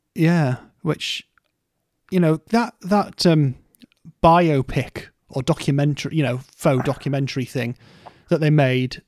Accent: Scarborough, Yorkshire and the Humber, United Kingdom; moved away; also born or lived in Stoke; I grew up in Scarborough or just outside of Scarborough in North Yorkshire

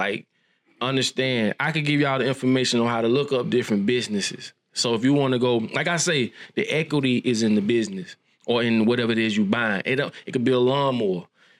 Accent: Bellevue, United States; Listen, boy, I come from there. I'm from Bellevue.

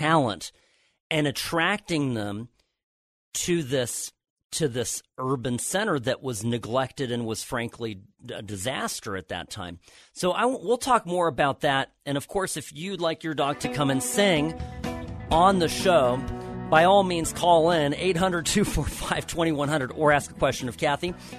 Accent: Irvine, California, United States; I come from Orange County, where I, I was raised. I wasn't born there, but I was raised there

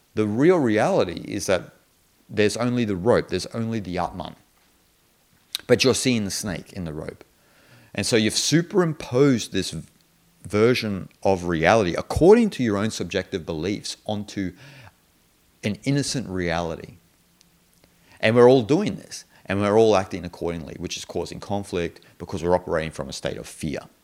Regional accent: Australia; I'm an Australian

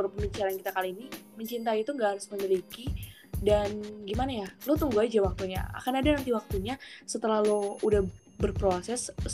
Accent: North Sumatra, Indonesia; Sumatera Utara, Sumatera Utara sebenarnya.

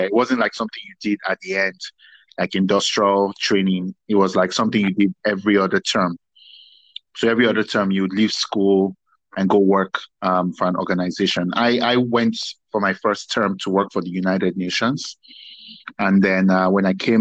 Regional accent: Warri, Delta, Nigeria; moved away as an adult; also born or lived in Lagos, Nigeria / Abuja, Nigeria / Nasarawa, Nigeria / Waterloo, Canada; I was born in Lagos, grew up quite a bit in Warri, went to boarding school in Abuja, stroke Nasarawa States

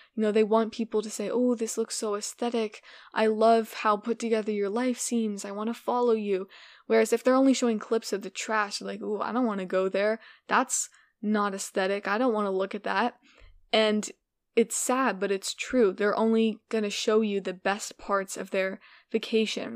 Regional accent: United States; I am an American

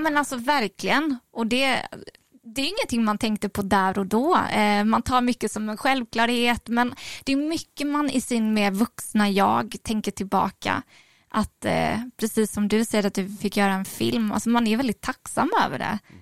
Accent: Oskarshamn, Kalmar County, Sweden; moved away as an adult; also born or lived in Falun; now in Stockholm, Sweden; Jag är född i Falun från början. Um, och flyttade ju hit då, alltså det här kommer jag inte ihåg, jag var ju tre månader. Så att jag växte upp i Mockebo

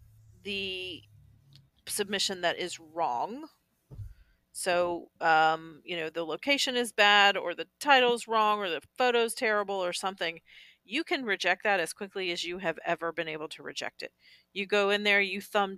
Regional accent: Southeast, United States; I grew up in the Southeast

